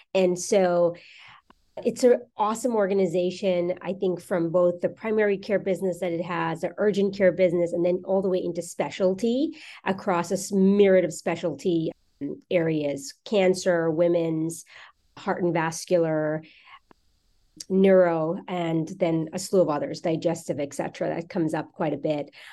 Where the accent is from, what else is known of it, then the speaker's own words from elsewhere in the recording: New York, United States; moved away as an adult; now in Newport Beach, United States; I'm from New York